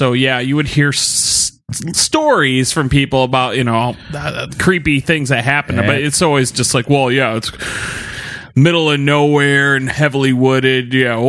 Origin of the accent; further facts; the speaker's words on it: Casnovia, Michigan, United States; I grew up in Casnovia